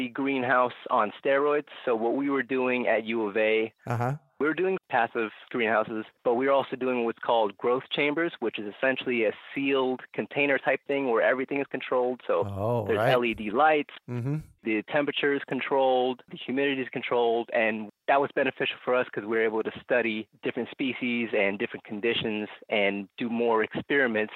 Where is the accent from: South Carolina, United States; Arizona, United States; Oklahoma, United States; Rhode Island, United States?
Arizona, United States; Phoenix; also born or lived in Tucson, Arizona; I was born and raised here in Phoenix. Originally, I'm from the South Side